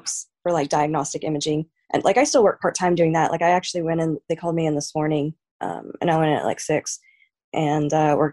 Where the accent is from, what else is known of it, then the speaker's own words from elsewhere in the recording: Amarillo, Texas, United States; also born or lived in Arkansas / Lubbock, Texas; I was born in Arkansas just because my mom like moved around like all over the place. I didn't actually grow up in Arkansas. Like I grew up in Texas